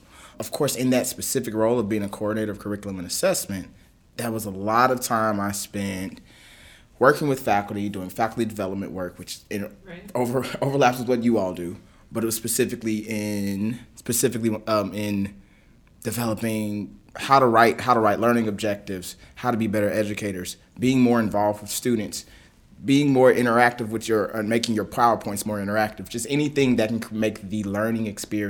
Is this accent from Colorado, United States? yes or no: no; Lexington, Kentucky, United States; my family's in Kentucky. I'm from Kentucky. Okay. I'm a Lexington kid